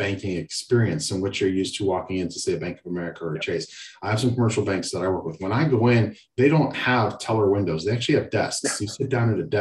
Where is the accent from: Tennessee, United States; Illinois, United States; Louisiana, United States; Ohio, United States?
Ohio, United States; Akron; I grew up in Akron, Ohio